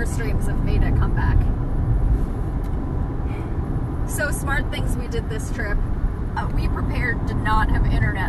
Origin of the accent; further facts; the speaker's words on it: United States; as Americans